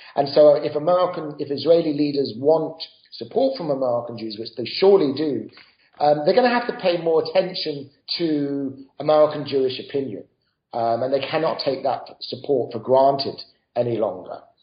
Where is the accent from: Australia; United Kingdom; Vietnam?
United Kingdom; moved away as an adult; now in United States; as my accent uh, suggests, um, I didn't grow up in the United States. I grew up in Britain.